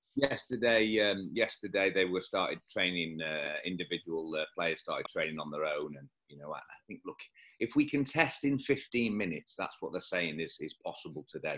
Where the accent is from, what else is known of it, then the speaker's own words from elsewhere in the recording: Leeds, Yorkshire and the Humber, United Kingdom; now in Dubai, United Arab Emirates; I was born in Leeds